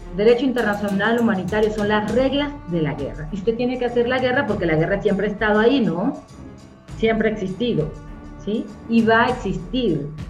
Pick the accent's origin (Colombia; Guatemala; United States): Colombia; como colombiana